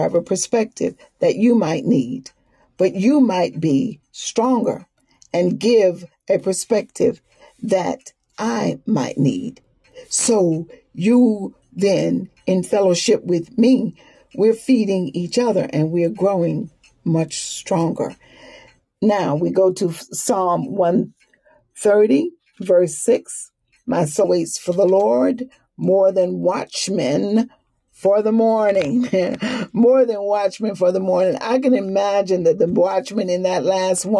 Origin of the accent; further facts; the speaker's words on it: the South, Southern United States, United States; accent: Southern; I'm a Southerner, so kind of lay on these vowels